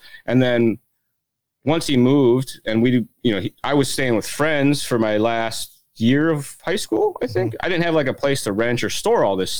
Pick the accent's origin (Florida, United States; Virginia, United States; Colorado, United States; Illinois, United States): Illinois, United States; I grew up in Illinois.